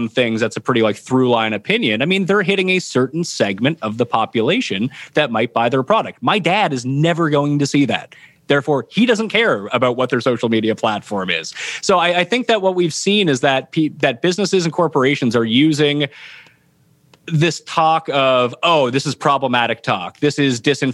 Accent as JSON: {"language": "English", "town": "Halifax", "region": "Nova Scotia", "country": "Canada", "said": "I stayed local to where I'm from. I'm from Halifax, Nova Scotia"}